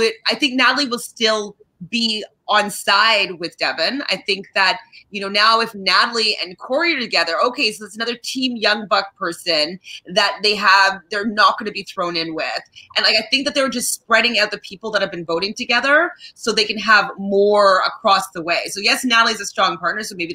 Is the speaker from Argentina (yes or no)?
no; Canada; I'm Canadian